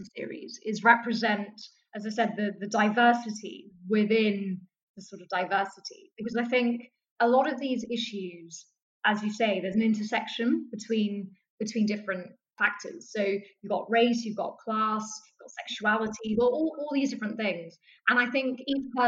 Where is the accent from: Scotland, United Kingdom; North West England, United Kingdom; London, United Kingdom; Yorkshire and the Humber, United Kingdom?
London, United Kingdom; in the high street in Southeast London when we lived